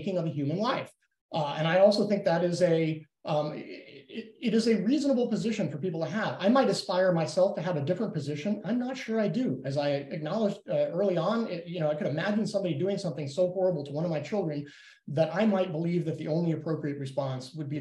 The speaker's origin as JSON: {"language": "English", "region": "Texas", "country": "United States", "tie": "born or raised there", "said": "my home state of Texas"}